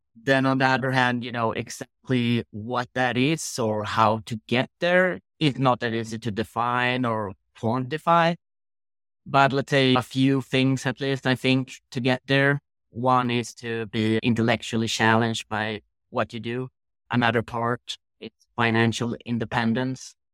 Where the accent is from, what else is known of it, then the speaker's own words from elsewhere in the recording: Sweden; growing up in Sweden